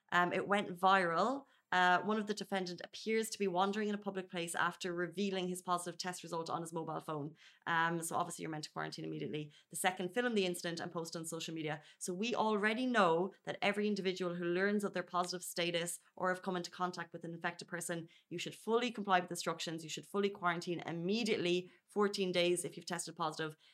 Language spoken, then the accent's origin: English; Ireland; now in Dubai, United Arab Emirates; where I grew up in Ireland